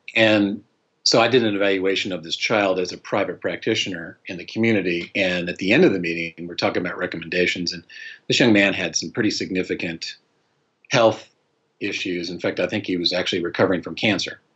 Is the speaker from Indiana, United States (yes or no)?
no; Colorado, United States; moved away as an adult; also born or lived in Utah; now in North Carolina, United States; I was born and raised in Colorado